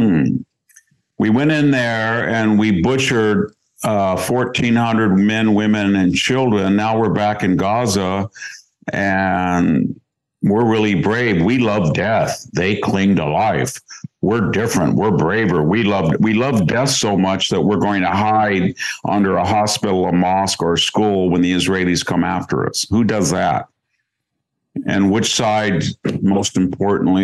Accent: United States; also born or lived in Greece; as an American

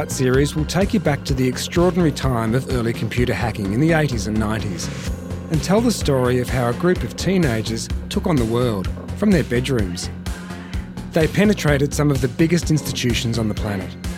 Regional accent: Melbourne, Victoria, Australia; my hometown of Melbourne. I grew up in the 80s

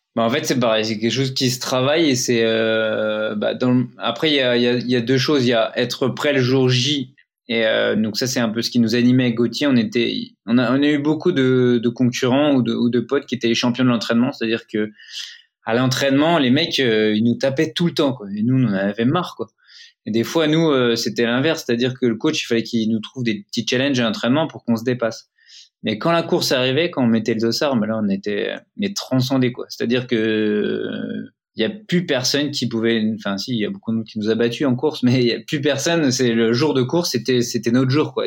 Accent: Épinal, Grand Est, France; on vient d'Épinal, donc c'est une, ville dans, dans, les Vosges. Les images d'Épinal. Et on est tous les deux Vosgiens fiers de l'être

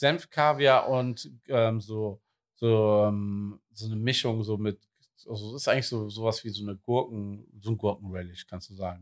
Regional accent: Wuppertal, North Rhine-Westphalia, Germany; now in Cologne, Germany; ich bin gebürtiger Wuppertaler

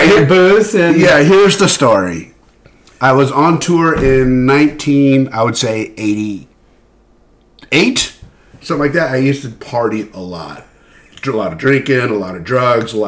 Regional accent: Glendale, California, United States; I grew up in Glendale

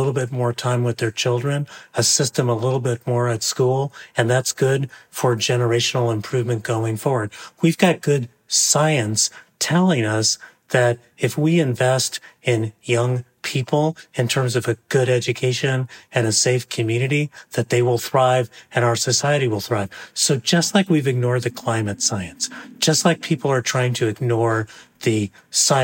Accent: San Gabriel Valley, east of East Los Angeles, California, United States; I grew up in the San Gabriel Valley, east of East Los Angeles

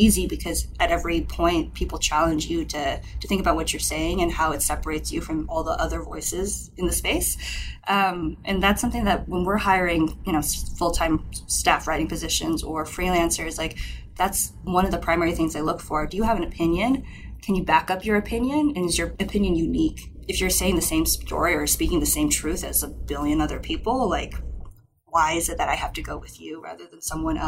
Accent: Minnesota, United States; moved away as an adult; also born or lived in Berkeley, California; I grew up in Minnesota

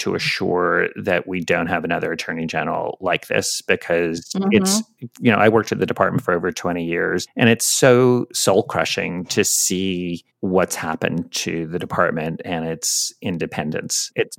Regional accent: New York City, New York, United States; Carnegie Hall, which is in my hometown, in your hometown of New York City.

